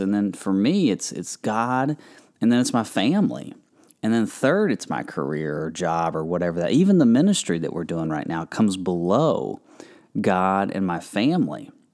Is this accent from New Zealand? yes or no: no; Kentucky, United States; I'm from Kentucky. We have a lot of farm country around there